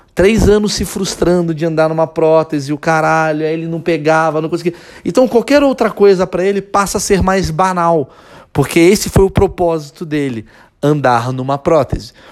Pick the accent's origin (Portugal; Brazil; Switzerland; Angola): Brazil